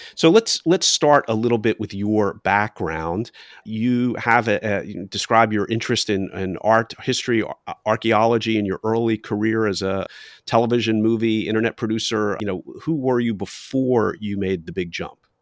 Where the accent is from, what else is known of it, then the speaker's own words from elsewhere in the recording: Philadelphia, Pennsylvania, United States; I'm from Philadelphia